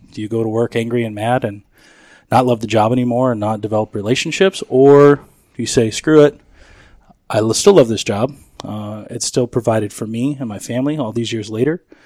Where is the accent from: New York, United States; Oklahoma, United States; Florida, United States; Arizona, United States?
Arizona, United States; Chandler; also born or lived in San Francisco, California; Grew up down South Chandler